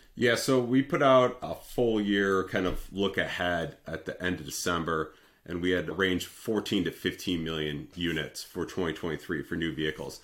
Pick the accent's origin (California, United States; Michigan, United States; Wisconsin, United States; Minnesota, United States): Michigan, United States; Detroit; I'm from the Detroit area